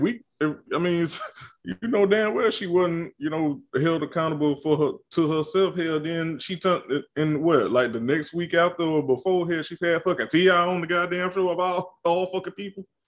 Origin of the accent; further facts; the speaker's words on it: the rural South, United States; I'm a nigga from the country South